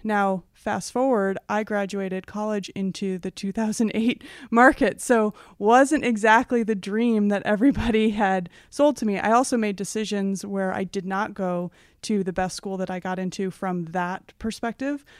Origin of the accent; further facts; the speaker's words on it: Oak Park, Illinois, United States; I grew up just west of the Chicago border in a town called Oak Park